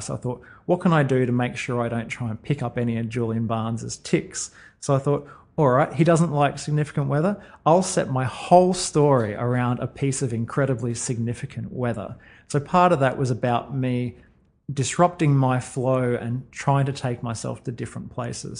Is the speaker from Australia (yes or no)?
yes; Sunshine Coast, Queensland, Australia; when I was growing up on the Sunshine Coast